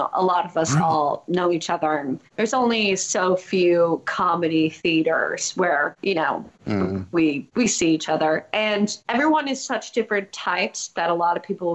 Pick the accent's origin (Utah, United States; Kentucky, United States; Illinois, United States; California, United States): Illinois, United States; Chicago; also born or lived in Evanston; I grew up in a suburb outside of Chicago, but I went to high school in downtown Chicago